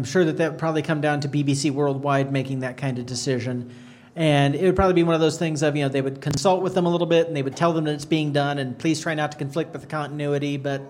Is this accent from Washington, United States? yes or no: yes; Washington, United States; when I was a young teenage boy growing up in Washington State